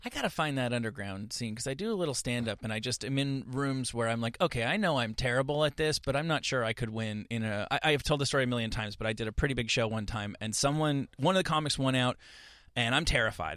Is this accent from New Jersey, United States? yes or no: yes; New Jersey, United States; now in Los Angeles, United States; I'm this kid from New Jersey and I moved to Los Angeles